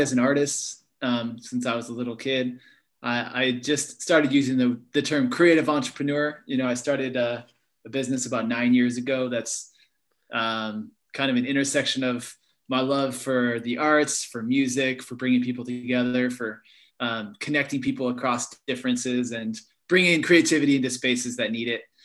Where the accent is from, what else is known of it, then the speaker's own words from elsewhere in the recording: Berkeley, California, United States; where I grew up in Berkeley Hills